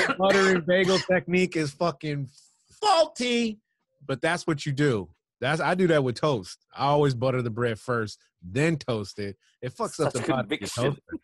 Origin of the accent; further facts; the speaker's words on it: New York, United States; I'm from New York.